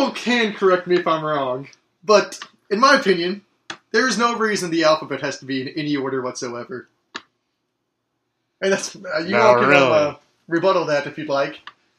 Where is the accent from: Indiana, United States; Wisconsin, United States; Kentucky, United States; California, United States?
Indiana, United States; Sellersburg; I am from Sellersburg, Indiana.